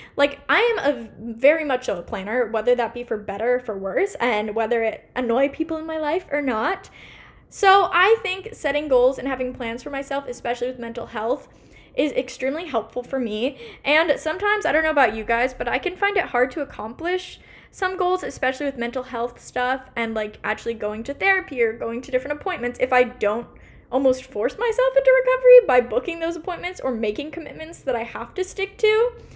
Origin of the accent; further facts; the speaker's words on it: Portland, Oregon, United States; also born or lived in New York; here in my hometown Portland, Oregon